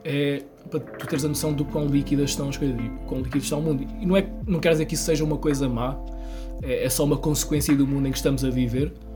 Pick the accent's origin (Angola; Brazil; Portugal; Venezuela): Portugal; Castelo Branco, Centro; also born or lived in Lisbon; eu também sou de Castelo Branco